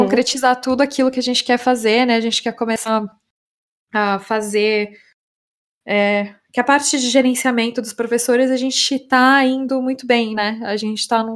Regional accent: Brazil; moved away as an adult; now in Estonia; para nós brasileiros

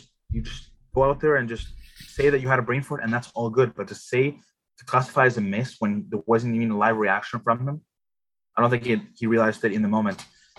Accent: Edmonton, Alberta, Canada; the summer in Edmonton, I mean, I can tell you, I'm from Edmonton.

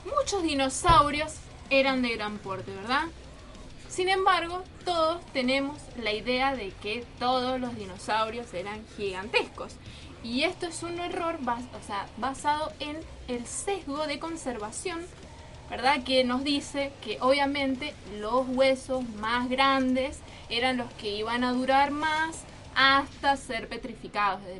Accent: Argentina; los argentinos solemos

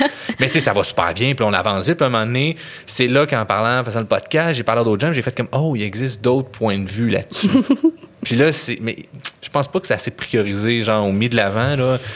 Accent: Montreal, Quebec, Canada; moi, je viens de Montréal

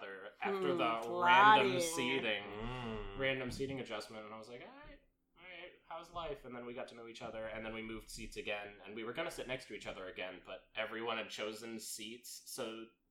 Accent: Dublin, California, United States; I've been born and raised in California

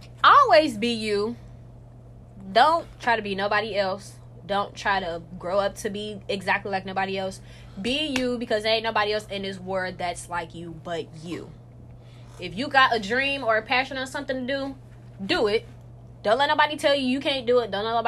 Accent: Arkansas, United States; Where are you from? I'm from Arkansas.

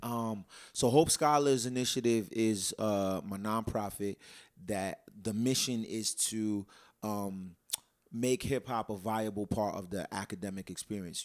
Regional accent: Providence, Rhode Island, United States; born and raised in Providence

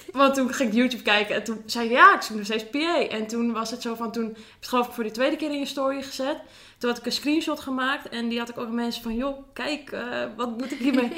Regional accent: Zaandam, North Holland, Netherlands; Ik kom uit Zaandam

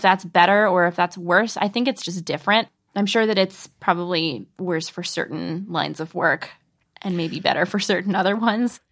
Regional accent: the Northwest, Pacific Northwest, United States; I'm from the Northwest

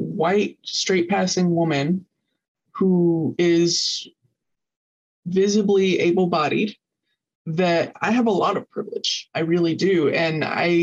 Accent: the South, United States; moved away as an adult; also born or lived in Arizona; growing up in the South in particular, I grew up in a pretty well-off family

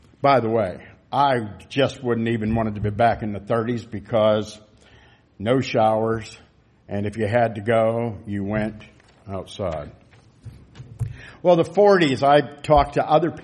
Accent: United States; as American citizens

